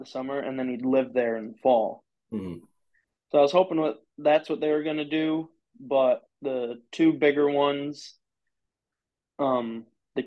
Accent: Michigan, United States; I'm from Michigan.

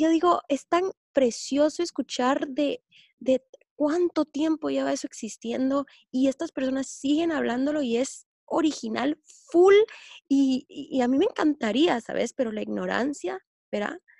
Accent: Guatemala; nosotros somos guatemaltecos

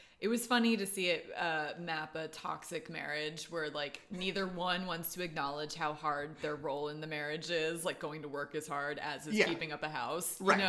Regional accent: East Coast, United States; moved away; I'm from the East Coast

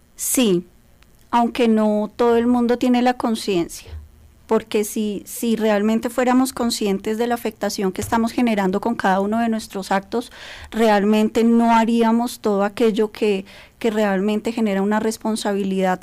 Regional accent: Colombia; como colombianos

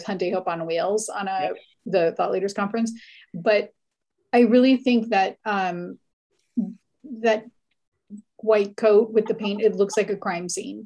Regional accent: Hawaii, United States; I grew up in Hawaii

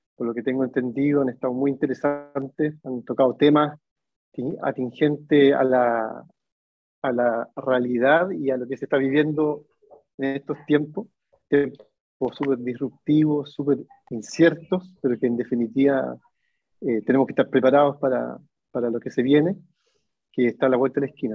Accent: Chile; moved away as an adult; now in Barcelona, Spain; soy de Chile, pero vivo hace tres años en Barcelona.

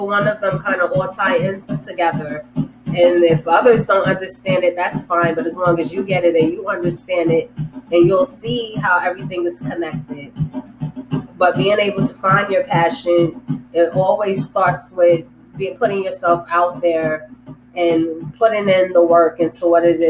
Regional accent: New York City, New York, United States; when I was a kid, and I was, you know, in the Bronx, you know, growing up in the Bronx

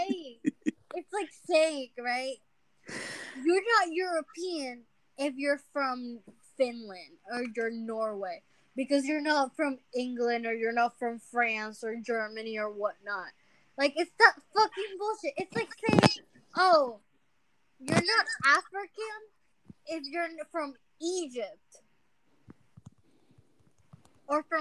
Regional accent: Venezuela; English is a second language; now in United States; I'm not Mexican. I'm from Venezuela.

